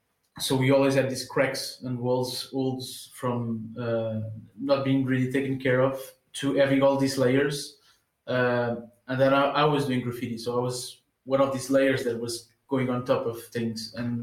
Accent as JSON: {"language": "English", "region": "Lisbon", "country": "Portugal", "tie": "born there", "said": "I was born in the south side of Lisbon, so it's mostly working class neighborhoods"}